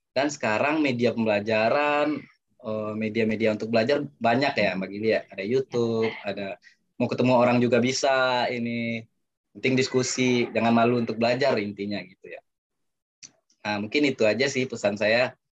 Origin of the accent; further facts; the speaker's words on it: West Sumatra, Indonesia; first language Minangkabau; karena di pepatah Minang mengatakan ini Minangkabau di kampung saya itu bahasa Minang ya